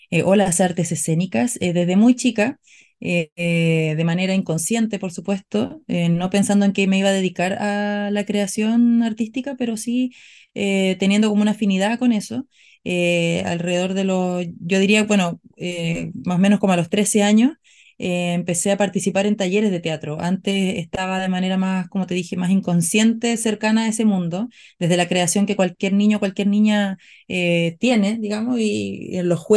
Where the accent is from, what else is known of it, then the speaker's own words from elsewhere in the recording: Antofagasta, Chile; also born or lived in Tocopilla; no soy de, de una ciudad en particular, pero nací en Antofagasta y viví en Tocopilla, eh, bueno, en Antofagasta mismo